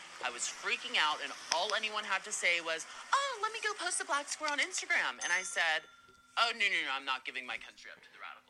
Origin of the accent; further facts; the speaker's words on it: Los Angeles, California, United States; I'm 20 years old. I'm from Los Angeles, California